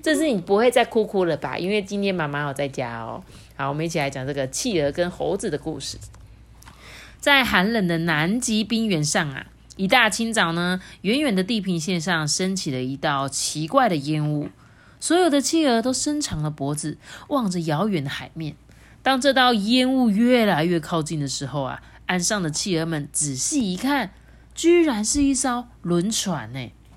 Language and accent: Chinese; Changhua, Changhua County, Taiwan; now in Taichung, Taiwan; 我是从小是在彰化出生的，我每天住台中，我就会很想去吃彰化的食物